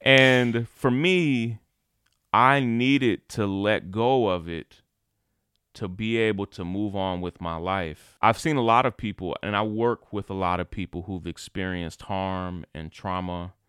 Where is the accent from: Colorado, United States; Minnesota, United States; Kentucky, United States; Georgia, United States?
Kentucky, United States; moved away as an adult; also born or lived in Atlanta; When I grew up in Kentucky, I was never accepted as a leader